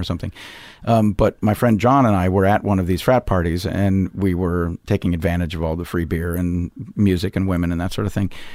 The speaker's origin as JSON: {"language": "English", "town": "Missoula", "region": "Montana", "country": "United States", "tie": "born or raised there", "moved": "as an adult", "lives_now": "Chicago, United States", "said": "I did my principal growing up in Missoula, Montana"}